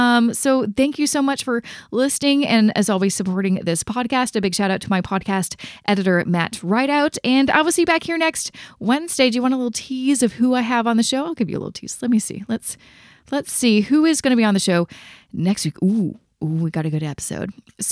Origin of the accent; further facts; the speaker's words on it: Canada; So you can find all the information about how to invest, not only as a Canadian, but also in that passive investing strategy that I talk about all the time on this show.